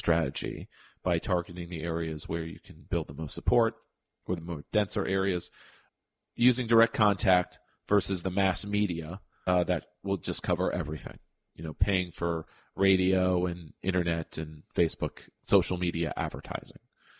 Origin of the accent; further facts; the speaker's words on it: Fair Lawn, New Jersey, United States; The Fairlawn Ambulance Corps in my hometown of Fairlawn, New Jersey, is an independent nonprofit